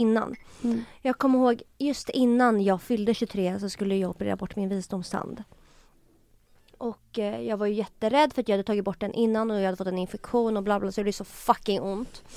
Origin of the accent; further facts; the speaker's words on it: Stockholm, Stockholm County, Sweden; also born or lived in Tumba; jag är uppväxt på Söder